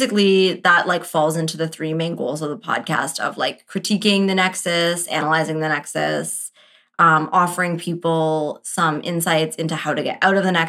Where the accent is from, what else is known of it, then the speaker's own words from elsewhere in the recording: Canada; we're Canadian